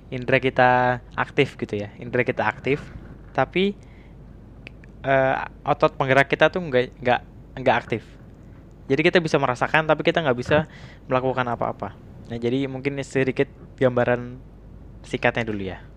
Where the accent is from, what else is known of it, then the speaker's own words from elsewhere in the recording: Jakarta, Indonesia; saya dari Jakarta